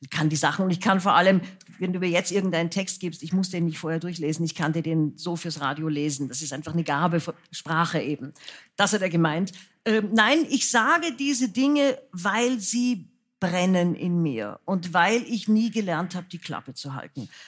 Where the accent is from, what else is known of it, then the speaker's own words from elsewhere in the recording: Austria; now in Germany; dann bin ich aus Österreich weg, weil ich fand, es war antisemitisch. Und dann habe ich von Deutschland aus auf Österreich gesehen und habe gesehen, das ist alles noch viel, viel schlimmer, als ich es eigentlich gemerkt habe, weil ich in dieser Suppe aufgewachsen bin.